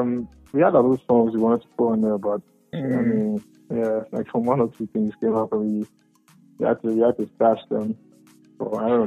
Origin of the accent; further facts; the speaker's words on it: Koforidua, Eastern Region, Ghana; also born or lived in Labone, Accra; I was born in Koforidua.